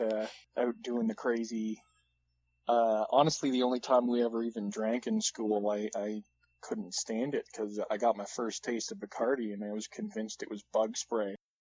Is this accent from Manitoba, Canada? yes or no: yes; Manitoba, Canada; I spent most of my formative years in friendly Manitoba